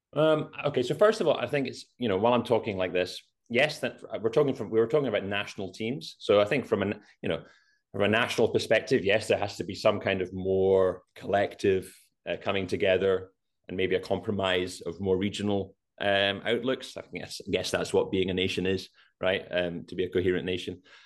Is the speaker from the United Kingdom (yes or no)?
yes; Scotland, United Kingdom; We're Scottish